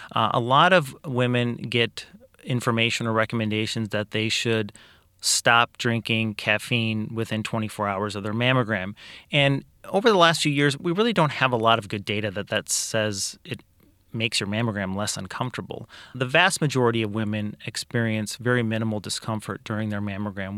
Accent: Kankakee, Illinois, United States; also born or lived in Iowa / Peoria; I am originally from Kankakee. I grew up here, was raised here

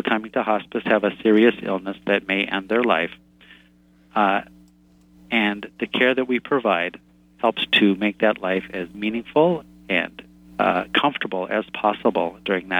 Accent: Minnesota, United States; I'm from Minnesota, and we are famous here for hiding our feelings

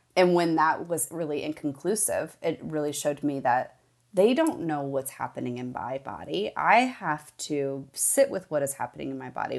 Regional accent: Midwest, United States; I grew up in the Midwest, a child of the eighties

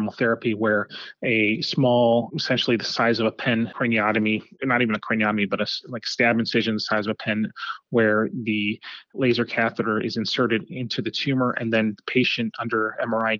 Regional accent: Los Angeles, California, United States; moved away as an adult; also born or lived in New York City / Miami; I grew up in Los Angeles.

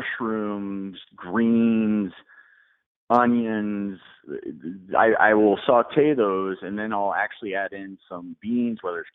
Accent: Colorado, United States; also born or lived in Nashville, Tennessee; I'm a Colorado kid, so I was born in Colorado

